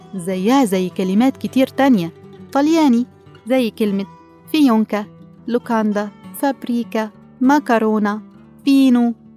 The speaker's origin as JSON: {"language": "Arabic", "country": "Egypt", "said": "عندنا في مصر كلها"}